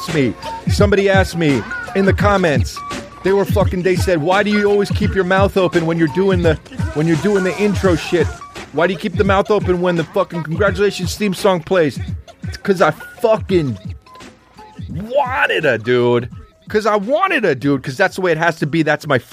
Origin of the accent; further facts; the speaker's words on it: Kentucky, United States; Hell yeah, I'm from Kentucky. I'm a coach from Kentucky